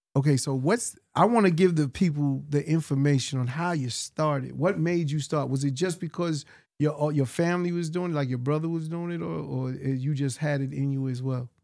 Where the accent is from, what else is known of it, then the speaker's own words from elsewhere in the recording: New York City, New York, United States; for all my adolescent years, you know, just growing up in Hollis, Queens